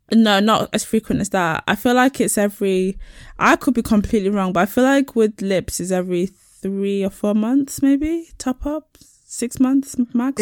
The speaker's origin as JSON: {"language": "English", "area": "Nottinghamshire", "region": "East Midlands", "country": "United Kingdom", "said": "I am from Nottinghamshire, near the border of Yorkshire."}